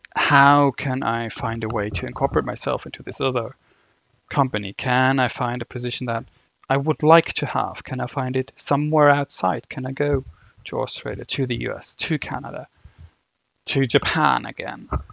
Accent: Germany; accent: German; English is a second language; my, my German accent coming through

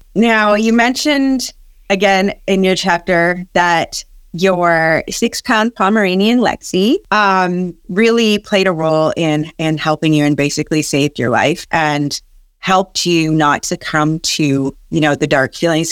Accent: Canada; also born or lived in Massachusetts; I'm Canadian as well.

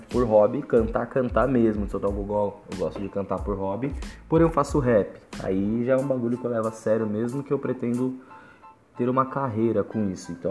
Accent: São Paulo, Brazil; eu sou da Zona Norte de São Paulo, Vila Nova Cachoeirinha, hum, exatamente do Jardim Santa Cruz, né? Tenho 25 anos

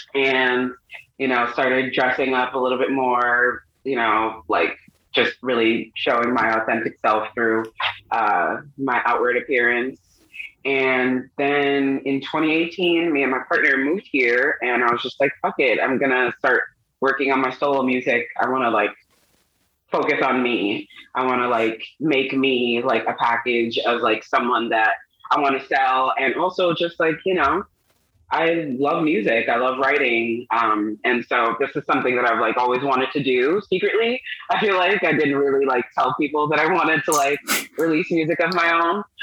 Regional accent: Long Island, New York, United States; moved away; also born or lived in Brooklyn, New York; I was born in Brooklyn, um, grew up in Long Island, um, ultimately going back to Brooklyn

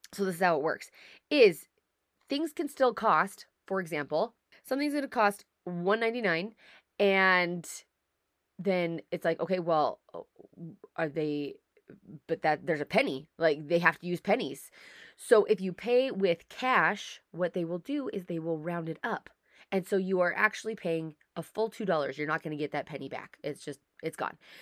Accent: United States; moved away as an adult; now in Canada; I'm an American. I live in Canada. I married a Canadian.

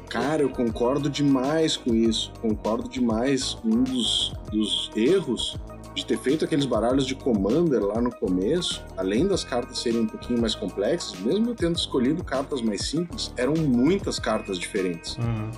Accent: Rio Grande do Sul, Brazil; also born or lived in Brasília; a minha família toda é aqui do Sul, né? Nós uhum. somos do Rio Grande do Sul

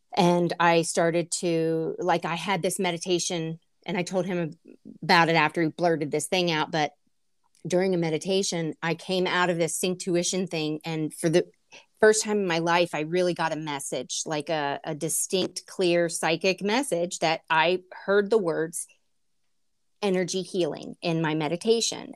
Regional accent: United States; being an American

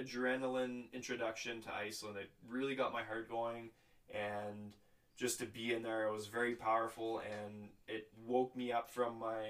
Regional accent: Canada; We're Canadian.

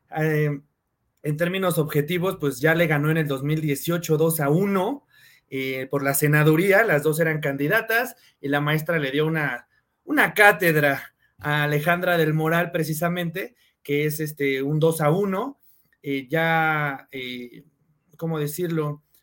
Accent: Cuautitlán Izcalli, State of Mexico, Mexico; yo soy de Cuautitlán Izcalli

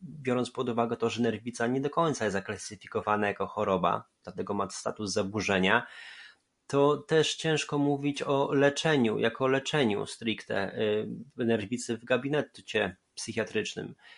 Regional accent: Poland; born or raised there

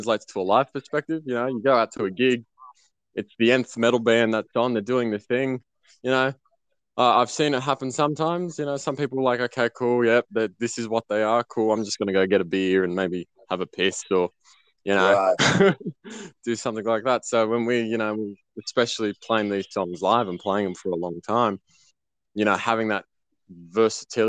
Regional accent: Sydney, New South Wales, Australia; I'm still from Sydney, Australia

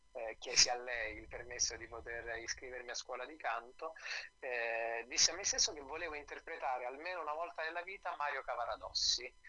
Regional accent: Nepi, Lazio, Italy; now in Rome, Italy; io abitavo sono originario di Nepi, che è questo piccolo paese della Tuscia viterbese

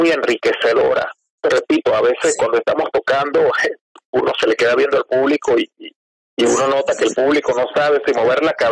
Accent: Venezuela; moved away as an adult; also born or lived in Córdoba, Argentina; now in Argentina; el bajista y la voz somos venezolanos.

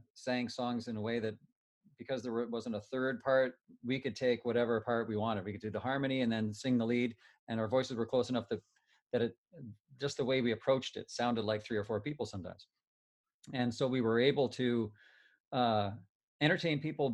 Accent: Timmins, Ontario, Canada; we grew up in Timmins with a tight family.

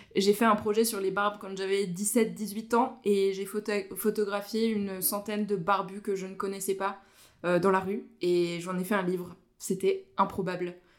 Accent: Vosges, Grand Est, France; moved away as an adult; now in Haute-Savoie, France; je suis originaire des Vosges

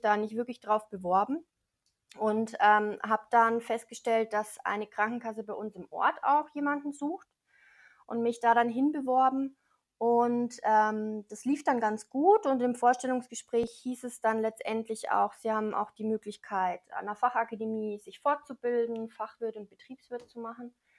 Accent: Neumarkt in der Oberpfalz, Bavaria, Germany; ich komme aus Neumarkt, das liegt ziemlich mittig zwischen Nürnberg und Regensburg in der mhm. Oberpfalz

